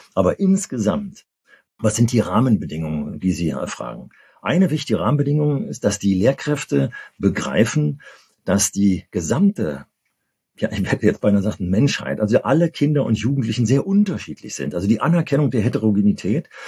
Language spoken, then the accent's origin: German; Berlin, Germany; bei uns in Berlin